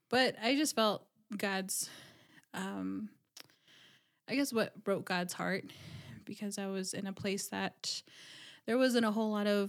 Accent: Dennehotso, Arizona, United States; moved away as an adult; also born or lived in Navajo Nation reservation; now in Flagstaff, United States; I'm from Denahotso, Arizona, just 30 minutes from Kianta, another 30 minutes of the Four Corners, and originally grew up there and moved out to Flagstaff

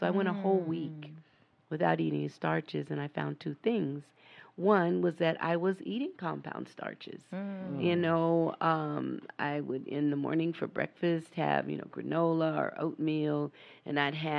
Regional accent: San Diego, California, United States; also born or lived in Houston; There you go. You know, and then I was raised in San Diego, so we had all kind of seafood, you know

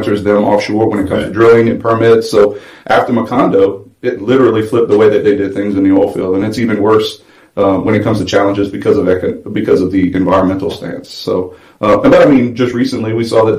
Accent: Houma, Louisiana, United States; moved away as an adult; now in Fort Worth, United States; I grew up in South Louisiana, Houma, Louisiana.

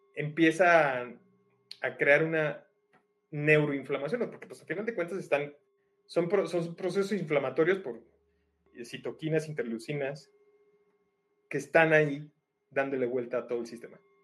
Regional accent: Mexico; como mexicanos

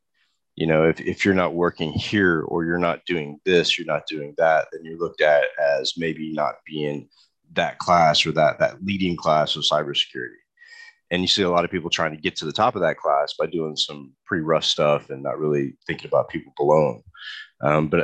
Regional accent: Texas, United States; growing up in Texas, like I had to learn Spanish

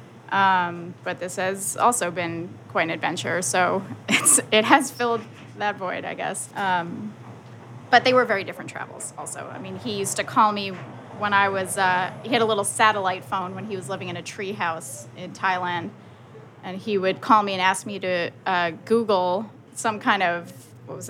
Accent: White Plains, New York, United States; born or raised there

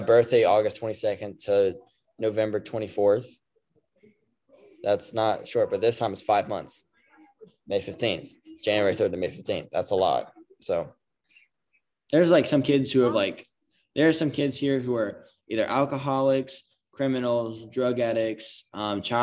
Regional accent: Georgia, United States; I'm from Georgia

